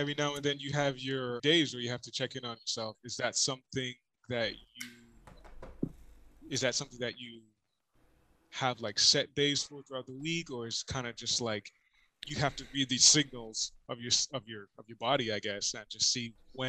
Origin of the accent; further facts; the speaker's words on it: Jamaica; So we're Jamaican, you know.